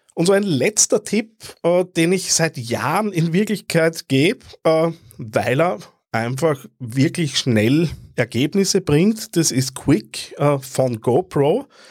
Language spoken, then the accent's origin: German; Austria; wenn ich als Österreicher